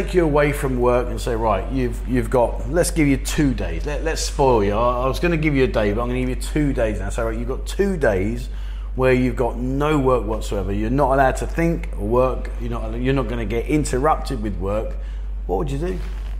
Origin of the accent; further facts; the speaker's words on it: Korat, Nakhon Ratchasima, Thailand; What do you think of Korat? That's my hometown, that's where I live.